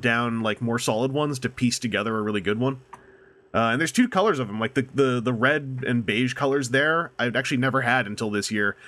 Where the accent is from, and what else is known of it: Canada; accent: Canadian